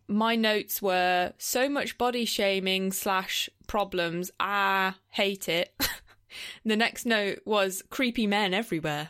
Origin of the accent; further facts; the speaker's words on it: England, United Kingdom; I was from England.